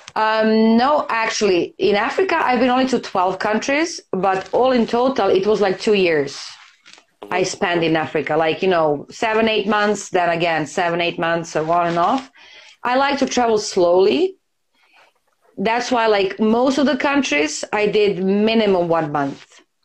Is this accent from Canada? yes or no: no; Serbia; I'm from Serbia